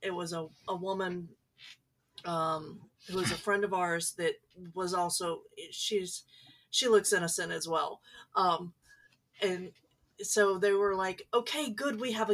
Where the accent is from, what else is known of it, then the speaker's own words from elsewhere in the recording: Dallas, Texas, United States; moved away; I spent some of my time growing up in the Dallas area and still have family